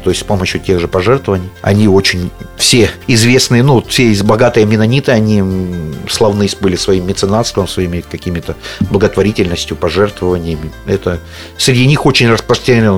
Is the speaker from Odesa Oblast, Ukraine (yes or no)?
no; Zaporizhzhia, Zaporizhzhia Oblast, Ukraine; я вырос на Верхней Хортице, это мой родной район